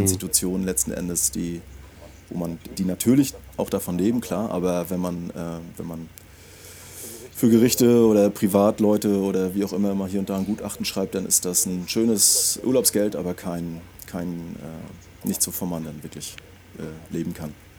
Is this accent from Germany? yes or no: yes; Schwerin, Mecklenburg-Vorpommern, Germany; geboren 1976 in, äh, in Schwerin. Also ich habe Migrationshintergrund, komme komm aus dem Osten